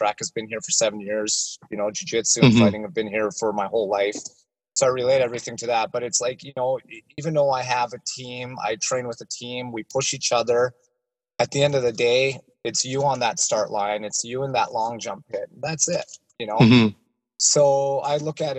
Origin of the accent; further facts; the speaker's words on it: Regina, Saskatchewan, Canada; I'm from Regina, Saskatchewan